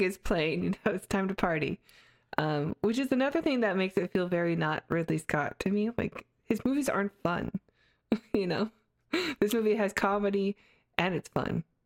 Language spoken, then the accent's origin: English; Canada; I grew up in Canada